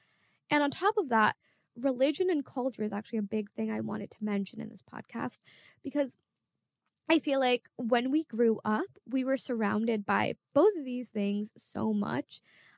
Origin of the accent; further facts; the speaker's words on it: Bangladesh; first language Bangla; I'm from Bangladesh and I am Muslim, which are two strong identities that I had growing up. My grandparents would read the Quran when we were inside of our house and we would constantly be at home speaking Bangla.